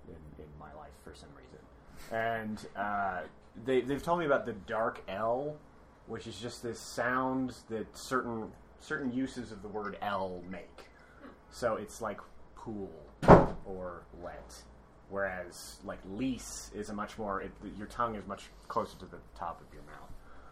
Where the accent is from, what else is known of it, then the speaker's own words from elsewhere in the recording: Ireland; But yeah, I'm Irish.